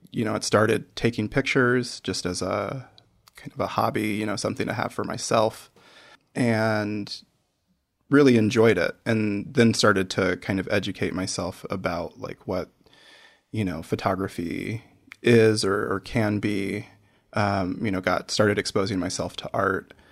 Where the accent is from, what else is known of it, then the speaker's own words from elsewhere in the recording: Iowa, United States; I grew up in Iowa.